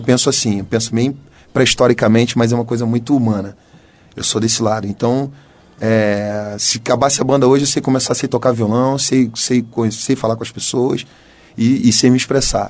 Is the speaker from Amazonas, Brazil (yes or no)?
no; Rio de Janeiro, Brazil; sou cria do Engenho Novo, um lugar lá no subúrbio do Rio de Janeiro